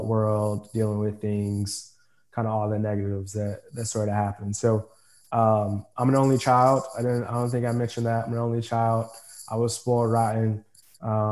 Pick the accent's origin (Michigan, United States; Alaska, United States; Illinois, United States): Illinois, United States; Forest Park; also born or lived in Fort Hood, Texas; I grew up, this is like home, obviously grew up in Forest Park, which is west, about 10 miles west of the Loop